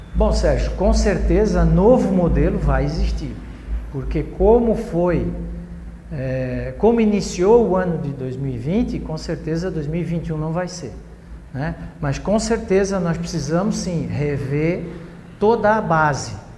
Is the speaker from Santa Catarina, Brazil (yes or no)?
yes; Blumenau, Santa Catarina, Brazil; eu sou cidadão blumenauense, né? sou catarinense e sou brasileiro